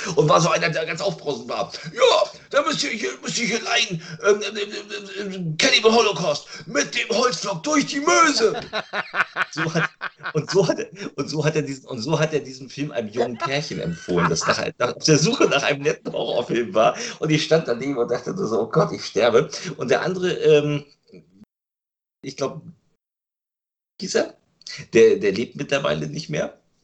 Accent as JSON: {"language": "German", "town": "Lübeck", "region": "Schleswig-Holstein", "country": "Germany", "tie": "born or raised there", "said": "um 81 hat auch die erste Videothek in Lübeck erst aufgemacht, wo ich herkomme, wo ich geboren bin und wahrscheinlich auch sterben werde. Also ich habe die Stadt ja nie verlassen"}